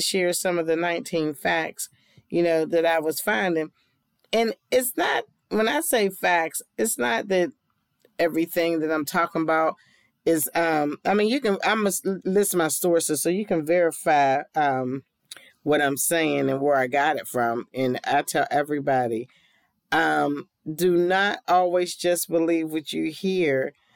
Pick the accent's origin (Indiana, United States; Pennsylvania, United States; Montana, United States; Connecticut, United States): Pennsylvania, United States; Pittsburgh; I'm from Pittsburgh and a Steeler fan